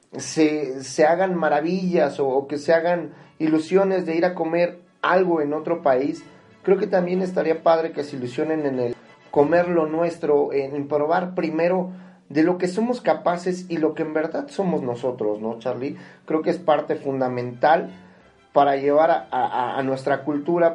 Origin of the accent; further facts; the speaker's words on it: Mexico; yo soy mexicano